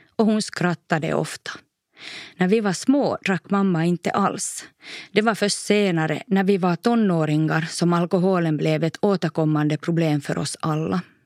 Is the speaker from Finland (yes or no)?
yes; Korsholm, Ostrobothnia, Finland; also born or lived in Maxmo; vardagen hemma i Toby Korsholm ändå trygg